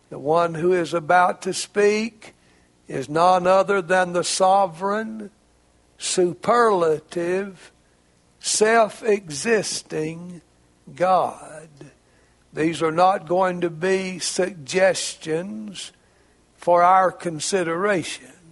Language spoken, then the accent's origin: English; Arkansas, United States; It's not just because I'm a Razorback from Arkansas.